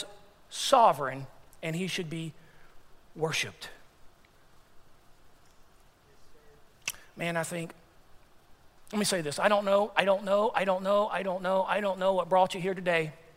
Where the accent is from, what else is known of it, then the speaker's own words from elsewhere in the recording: Texas, United States; moved away; also born or lived in Dar es Salaam, Tanzania; we're both from Texas